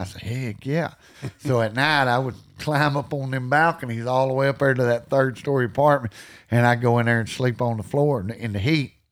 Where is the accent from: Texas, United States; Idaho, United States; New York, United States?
Texas, United States; also born or lived in Iowa Park, Texas / Wichita Falls, Texas; I grew up in Alexar, Texas, and I lived there about the first eleven years, and then I moved over to Owl Park, Texas